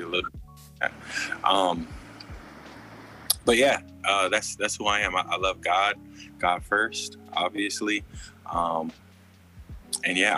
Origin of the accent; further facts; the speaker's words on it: Anaheim, California, United States; also born or lived in Cypress, California; I'm from California. I was born in Anaheim, California. Grew up in Orange County, California for a part of my life